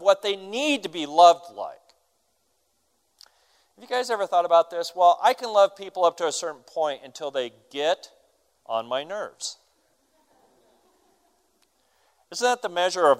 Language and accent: English; United States; We're American